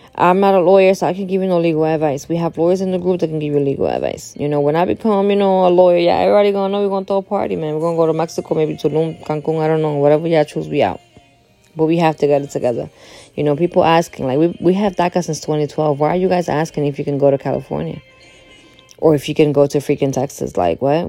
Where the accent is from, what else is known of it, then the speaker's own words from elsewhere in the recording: Dominican Republic; moved away; I'm from the Dominican Republic